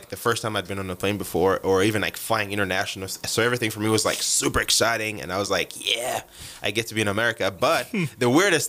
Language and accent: English; Uganda; accent: African; moved away as an adult; also born or lived in Texas Panhandle; now in United States; we speak English in Uganda, but it's, like, a very different, like, way of speaking. It's kind of, like, more... It's like a watered down British English. We don't have like the Jono accents and all